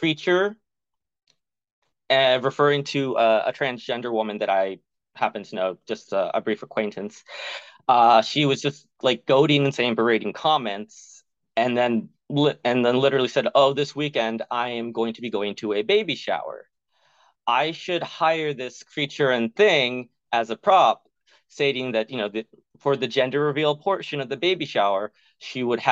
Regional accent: the South, United States; growing up in the South as a queer person

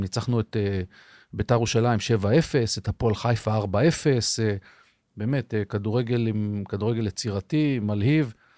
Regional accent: Rehovot, Central District, Israel; התחלתי בכלל במכבי רחובות כילד, כן. במגרש החול ברחובות

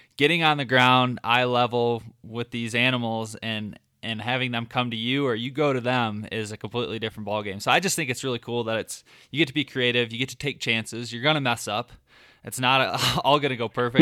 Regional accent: Michigan, United States; growing up in Michigan, I just never I never hunted from the ground.

